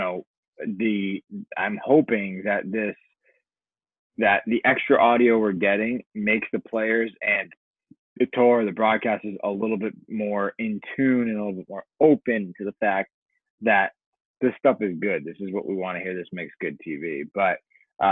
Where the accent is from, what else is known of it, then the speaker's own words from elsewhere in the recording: Hartford, Connecticut, United States; my hometown in Hartford, Connecticut